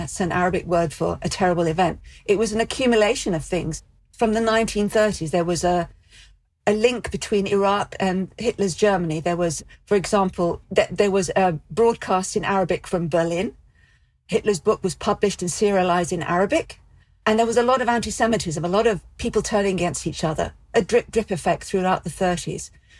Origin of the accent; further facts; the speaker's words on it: London, United Kingdom; It was as if our life had always been in England, in London specifically.